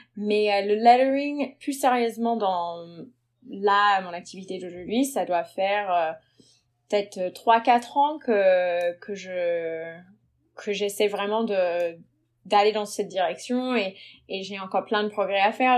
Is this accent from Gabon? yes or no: no; United States; French is a second language; moved away as an adult; now in Paris, France; je suis américaine d'origine. Euh, je suis arrivée à Paris il y a 9 ans à peu près et j'ai été naturalisée française depuis